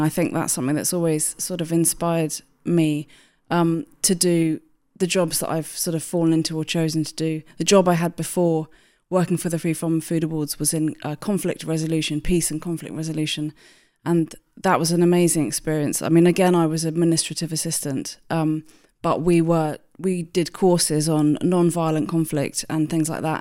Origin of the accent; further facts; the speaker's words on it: Hampshire, South East England, United Kingdom; moved away as an adult; also born or lived in London; I grew up in Hampshire, and then I li-, lived in London for about twenty years, and then I moved back out to Hampshire again